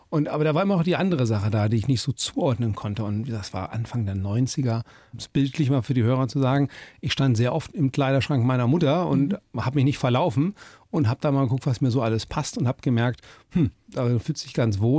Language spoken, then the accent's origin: German; Krefeld, North Rhine-Westphalia, Germany; born there; also born or lived in United States; Und dann denkt man ja, ich bin dann, wie gesagt, in Krefeld bin ich geboren. Das war's. Elsass, habe da nie so richtig gelebt, sind dann ein bisschen durch Nordrhein-Westfalen getingelt und dann kam der Sprung, wo mein Vater in die Staaten versetzt wurde.